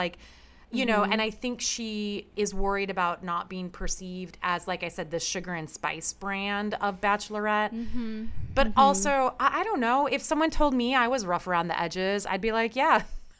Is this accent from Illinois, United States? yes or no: yes; Chicago, Illinois, United States; I'm from Chicago